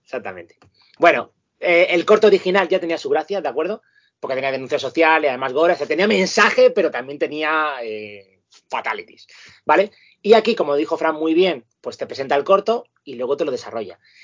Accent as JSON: {"language": "Spanish", "town": "Madrid", "region": "Community of Madrid", "country": "Spain", "moved": "yes", "lives_now": "Parla, Spain", "said": "los que somos de Carabanchel Alto, para nosotros es normal. Ahora mismo que yo estoy en Parlin"}